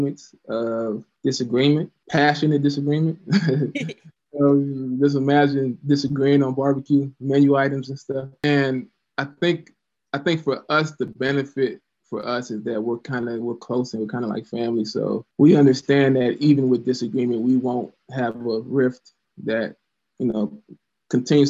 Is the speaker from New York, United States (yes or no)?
no; Louisiana, United States; also born or lived in Florida; now in Columbus, United States; I'm from the South, grew up in Louisiana, moved to Florida